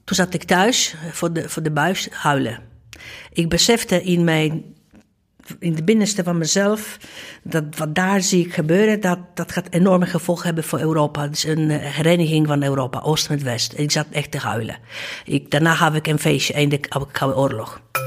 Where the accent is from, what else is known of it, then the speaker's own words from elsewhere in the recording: Gdańsk, Pomeranian Voivodeship, Poland; Dutch is a second language; moved away as an adult; also born or lived in Amsterdam; now in Netherlands; Ik was dus in Gdańsk